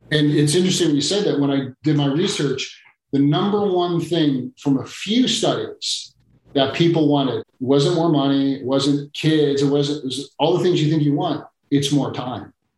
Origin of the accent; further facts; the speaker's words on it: Chicago, Illinois, United States; Chicago, my hometown